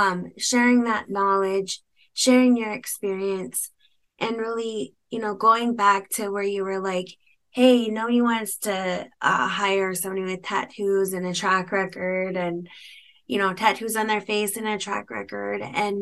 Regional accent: United States; You know, a huge part of me as an American Indian woman, of us, we're single parents and we're raising kids

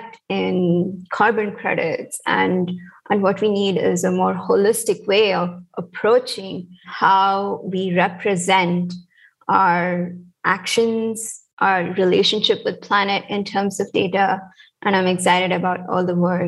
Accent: India; moved away as an adult; also born or lived in United States; I'm also from India

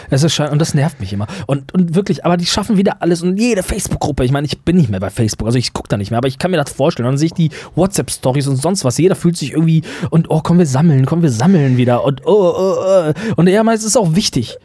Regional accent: Germany; auch als Deutsche

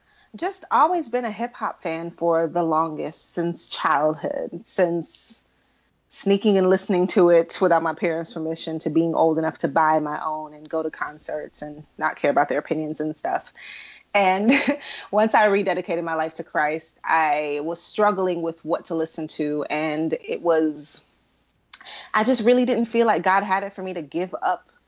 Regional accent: Atlanta, Georgia, United States; also born or lived in Kingston, Jamaica; I'm from Kingston, Jamaica, but and also raised in Atlanta.

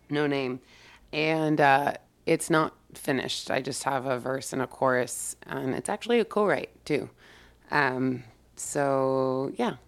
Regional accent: Yorba Linda, California, United States; born or raised there

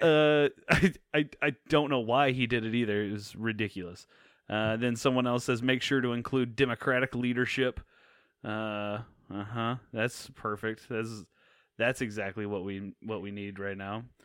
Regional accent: Purcell, Oklahoma, United States; now in Dallas, United States; my hometown of Purcell, Oklahoma

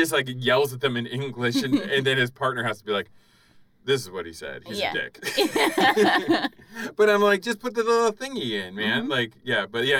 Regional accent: Florida, United States; I was raised in Florida.

